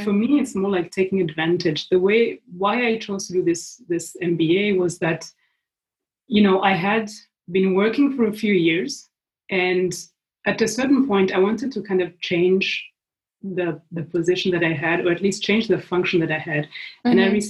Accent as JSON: {"language": "English", "country": "Switzerland", "tie": "born or raised there", "also_born_or_lived": "Burundi / Kenya", "second_language": "English", "said": "so I was born in East Africa, in Burundi. Mm-hmm. And my family lived for several years in Kenya. So we spent almost 10 years in Kenya and then we moved to Switzerland."}